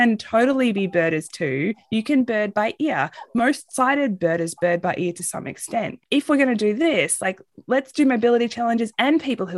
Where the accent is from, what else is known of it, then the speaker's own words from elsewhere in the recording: Australia; moved away as an adult; also born or lived in San Antonio, Texas; now in United States; I'm originally from Australia